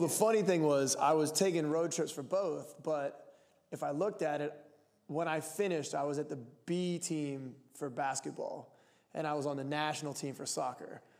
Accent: Lancaster, Pennsylvania, United States; now in Portland, United States; I'm from Lancaster, Pennsylvania, the Amish capital of the world.

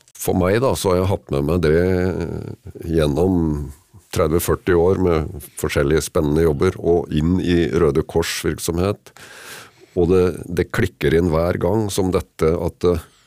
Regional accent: Kragerø, Vestfold og Telemark, Norway; hjemme i Kragerø

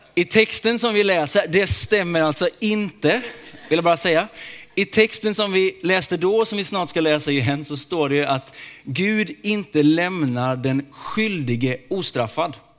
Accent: Småland, Sweden; Jag är uppväxt i Småland.

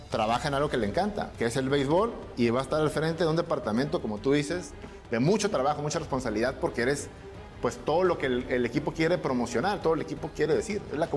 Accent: Tijuana, Baja California, Mexico; also born or lived in Zacatecas; yo soy de Zacatecas, llega aquí mi papá, ¿no? es dentista, hace una vida en Tijuana, empieza a adoptar el estilo del béisbol a través de los padres de San Diego y bueno, el primer hijo que nace es un servidor

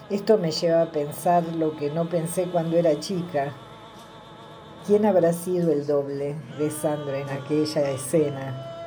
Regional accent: Buenos Aires Province, Argentina; now in Tilcara, Argentina; yo nací en el sur del conurbano bonaerense

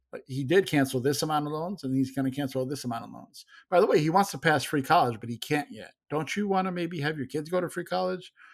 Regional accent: Chicago, Illinois, United States; I grew up in Chicago

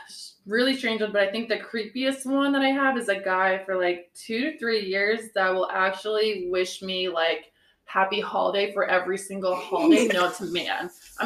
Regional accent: Transylvania, Romania; now in United States; I am from Transylvania, Romania. And yes, that is a real place.

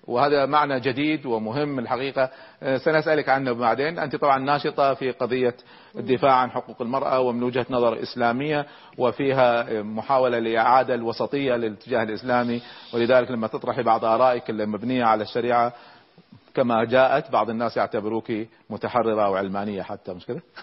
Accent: Kuwait; عندنا في الكويت

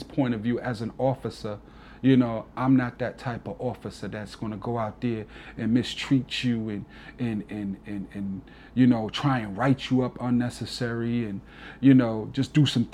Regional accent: New York, United States; accent: East Coast; now in Alabama, United States; I'm a New Yorker till

